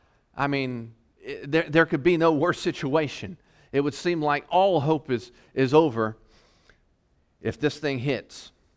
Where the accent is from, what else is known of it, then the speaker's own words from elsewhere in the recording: Virginia, United States; also born or lived in North Carolina; You know, I came from the East Coast, Virginia, North Carolina, and we got hit with hurricanes